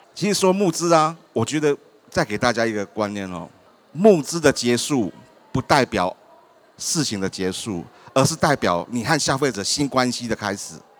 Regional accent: Taiwan; 因为我们台湾人有身份证

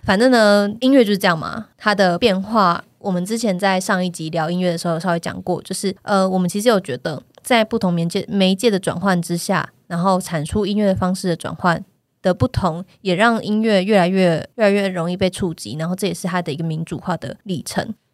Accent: Taiwan; 用中文，就是我们台湾人长大的这个

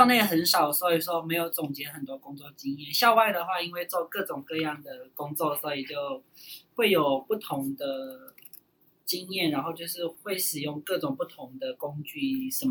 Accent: Myanmar; moved away as an adult; now in Taiwan; 我来自缅甸，现在目前就读于国立台北科技大学工业设计系。

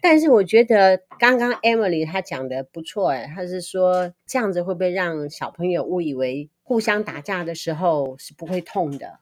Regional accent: Liugui, Kaohsiung, Taiwan; 我们小时候在乡下

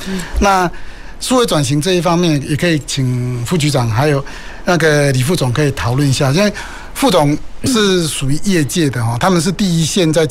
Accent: Taichung, Taiwan; 我们兴达港还有我们我们的我的老家了台中港啊，那我们做了很多机具嘛。

